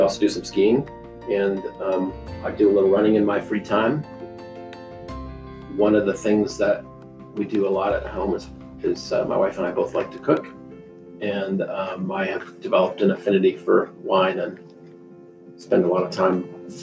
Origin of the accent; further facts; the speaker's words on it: Madras, Oregon, United States; moved away as an adult; also born or lived in the Midwest; now in Meridian, United States; I grew up in a small town in Central Oregon called Madras